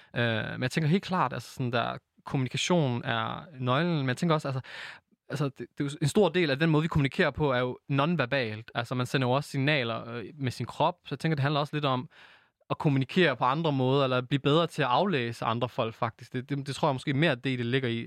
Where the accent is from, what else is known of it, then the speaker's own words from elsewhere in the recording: Aarhus, Central Denmark Region, Denmark; født og opvokset i Gellerup-parken, dansk marokkaner